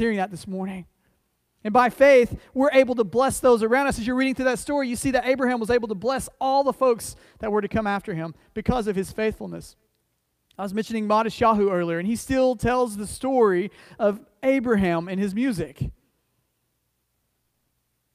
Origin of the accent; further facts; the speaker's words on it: United States; I say that as an American, understand. I say that as someone who's, my family's been here a long time